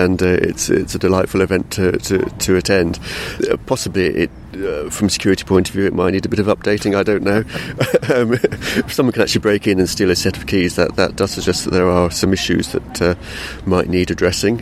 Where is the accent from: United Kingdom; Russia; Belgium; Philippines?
United Kingdom; London; I grew up in London during the 70s and the 80s